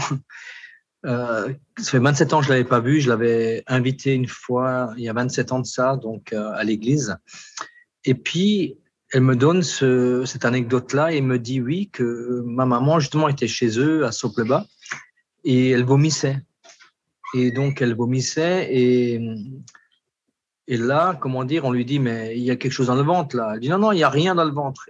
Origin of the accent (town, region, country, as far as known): Alsace, Grand Est, France; born or raised there; moved away as an adult; now in French Guiana